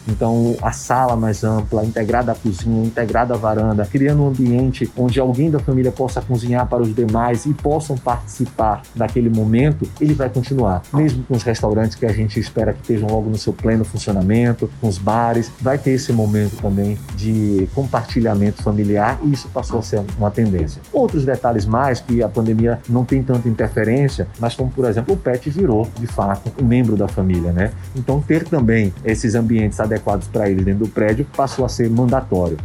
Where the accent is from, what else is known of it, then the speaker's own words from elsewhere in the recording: Salvador, Bahia, Brazil; Eu, inclusive, sou baiano, sou teropolitano